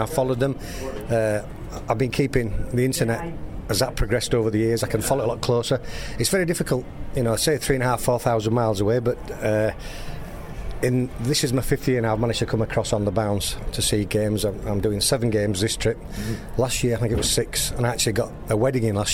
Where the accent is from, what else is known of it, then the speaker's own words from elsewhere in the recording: Leeds, Yorkshire and the Humber, United Kingdom; I'm from a city in the north of England, in Yorkshire, Gary, Leeds.